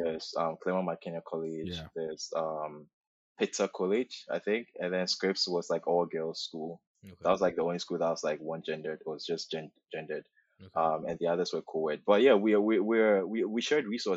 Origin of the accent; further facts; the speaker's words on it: Ghana; moved away as an adult; also born or lived in Los Angeles area, United States; now in Toronto, Canada; So Ghanaian, born and raised in Ghana, lived there for 18 years.